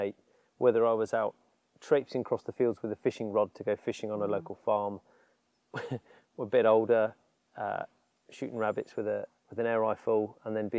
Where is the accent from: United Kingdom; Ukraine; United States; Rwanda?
United Kingdom; East Sussex, South East England; I grew up in East Sussex